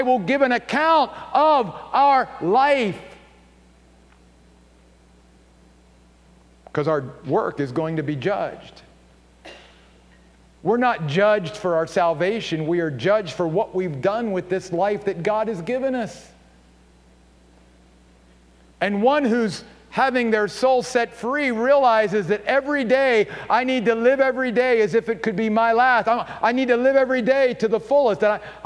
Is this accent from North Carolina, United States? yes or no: no; Maryland, United States; moved away as an adult; also born or lived in upstate New York; my home state of Maryland